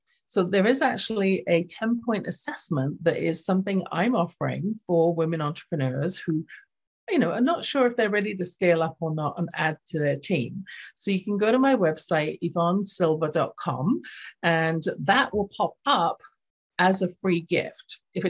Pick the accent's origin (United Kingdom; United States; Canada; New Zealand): United Kingdom; England; accent: English; when I was reading my own book in my lilting English accent for the audio version